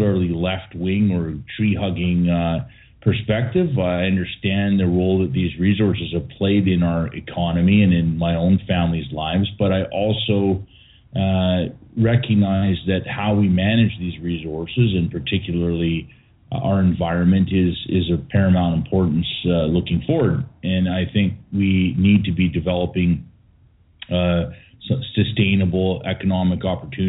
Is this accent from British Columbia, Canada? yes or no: yes; British Columbia, Canada; as a British Columbian and my history in this province, my family's history